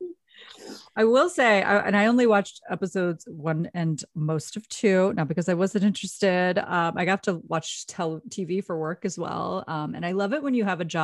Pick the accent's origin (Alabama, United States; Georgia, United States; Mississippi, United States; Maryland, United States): Maryland, United States; You're talking to a Maryland girl